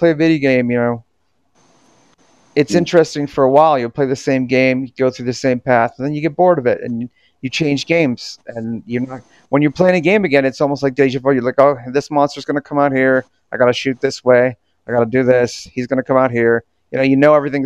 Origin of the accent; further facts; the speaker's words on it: Florida, United States; moved away; also born or lived in Orlando, Florida; I was raised in Florida. I went to high school in Piper High, and I went to and I lived in Orlando